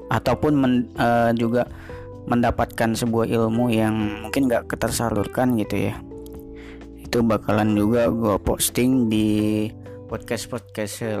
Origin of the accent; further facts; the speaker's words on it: Depok, West Java, Indonesia; born there; uh, lahir di Depok tanggal 27 April ya 1998